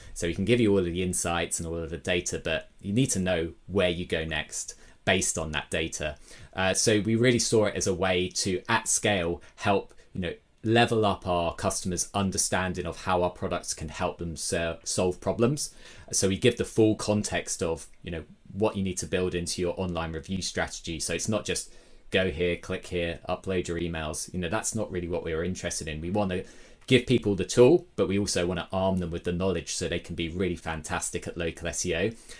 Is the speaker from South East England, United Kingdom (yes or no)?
yes; Brighton, South East England, United Kingdom; my hometown Brighton in the UK